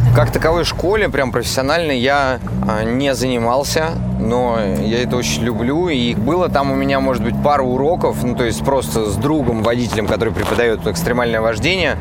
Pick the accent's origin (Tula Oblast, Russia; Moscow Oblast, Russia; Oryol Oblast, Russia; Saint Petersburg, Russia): Tula Oblast, Russia; Novomoskovsk; now in Moscow, Russia; я из Тульской области, город Новомосковск. Я такой провинциальный простачок.